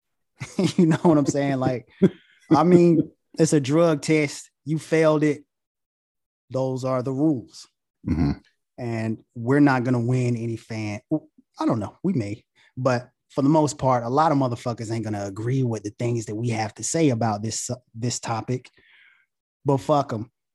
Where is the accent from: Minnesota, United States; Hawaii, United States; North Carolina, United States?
North Carolina, United States; Goldsboro; now in Charlotte, United States; I'm from Goldsboro, North Carolina.